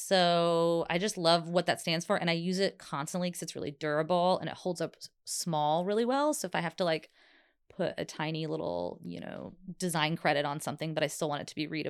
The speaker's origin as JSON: {"language": "English", "region": "Southeast", "country": "United States", "tie": "born or raised there", "said": "my grandma's from Oklahoma, and growing up in the Southeast, like, cooking was such a thing."}